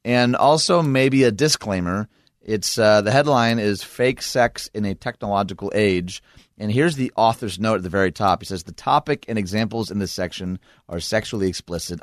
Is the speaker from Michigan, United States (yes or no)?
yes; Michigan, United States; my home state of Michigan